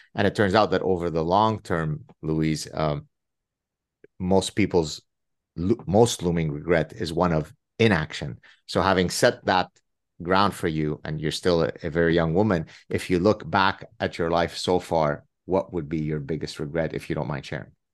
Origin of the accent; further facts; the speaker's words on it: Lebanon; first language Arabic; English is a second language; Arabic is my mother tongue and also Hebrew. We're Lebanese Jews